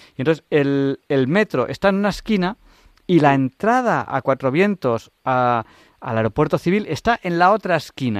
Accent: Catalonia, Spain; now in Madrid, Spain; yo eh, nací en Cataluña, vivía en Cataluña, y cuando me vine a Madrid

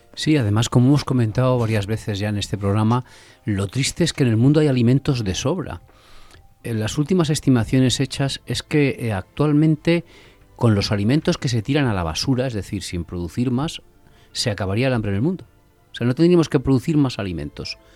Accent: a village in Castile, Castile and León, Spain; also born or lived in Valladolid; yo nací en un pueblo, como, bueno, nací en Valladolid, pero a los cuatro días ya estaba viviendo en mi pueblo

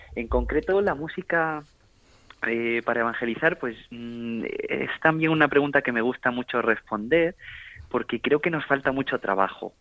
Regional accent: Granada, Andalusia, Spain; desde pequeñito he cantado, mi abuela es una cantadora de flamenco, soy de Granada

